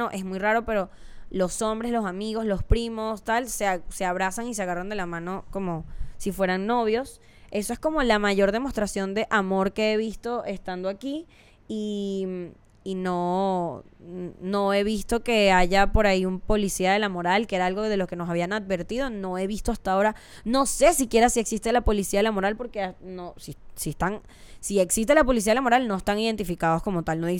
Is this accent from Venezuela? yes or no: yes; Venezuela; no está tan alejado a las cosas que vivimos en México o en Venezuela, que es de donde soy yo.